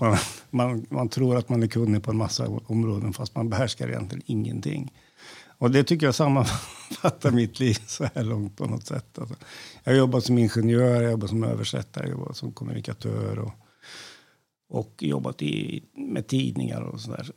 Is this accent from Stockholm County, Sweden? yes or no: no; Värmland, Sweden; moved away; Jag är en värmlänning i förskingringen som har passerat 60